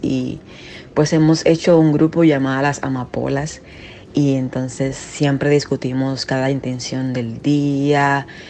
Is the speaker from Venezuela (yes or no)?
yes; Venezuela; also born or lived in Dominican Republic; now in New York, United States; soy venezolana y pero resido en Estados Unidos, en Nueva York